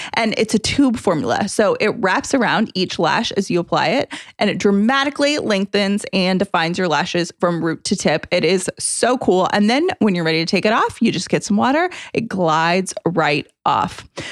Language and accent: English; United States